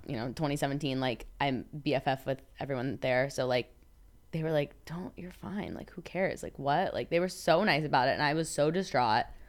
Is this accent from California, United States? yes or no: no; Florida, United States; moved away as an adult; I'm from Florida originally